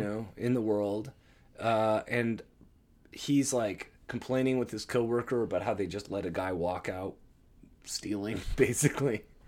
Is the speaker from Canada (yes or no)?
yes; Toronto, Ontario, Canada; we're from Toronto